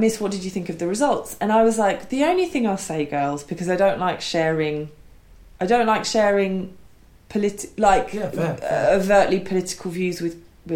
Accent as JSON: {"language": "English", "region": "England", "country": "United Kingdom", "tie": "born or raised there", "said": "I've always said that I'm English or British and my mother is French and my father is Irish, because I'm acutely aware that my childhood, my adolescence, really formative years were here, and I do feel strongly British in that way."}